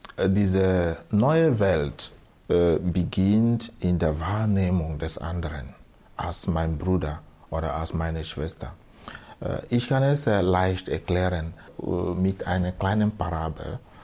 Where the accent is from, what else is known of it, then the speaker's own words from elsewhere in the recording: Southeast Nigeria, Nigeria; German is a second language; moved away as an adult; now in Austria; Also ich bin geboren in Südostnigeria, der ehemalige Biafra, Biafra-Gebiet. Dort bin ich aufgewachsen am Land